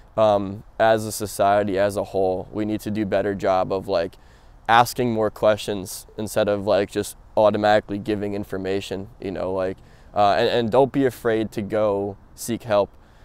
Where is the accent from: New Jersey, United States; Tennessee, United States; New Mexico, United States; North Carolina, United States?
New Jersey, United States; born and raised in Jersey